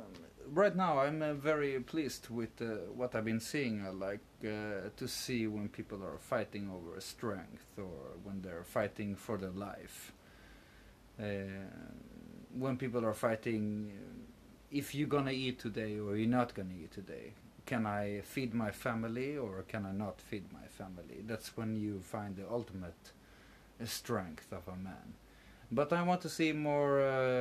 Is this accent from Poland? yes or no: yes; northern Poland, Poland; I don't want to say too much, but I'm from Poland, from the north.